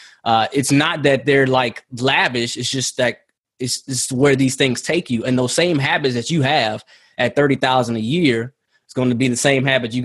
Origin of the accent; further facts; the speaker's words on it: Houston, Texas, United States; Growing up in Houston, I've heard bad things about PV.